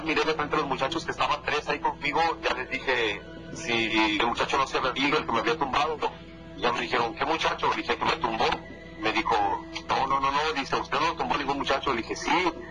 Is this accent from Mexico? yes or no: yes; Mexico; moved away as an adult; Desde que yo salí de México hace tal vez 16 años que me vine para acá